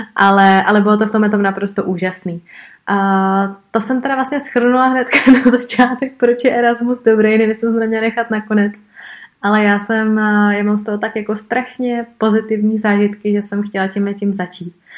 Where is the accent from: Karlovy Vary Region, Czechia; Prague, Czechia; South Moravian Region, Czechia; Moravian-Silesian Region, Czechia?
Prague, Czechia; já jsem prostě z Prahy, I moje škola byla vždycky v Praze